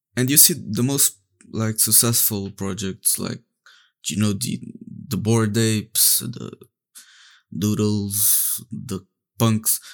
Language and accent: English; Portugal; I'm from Portugal.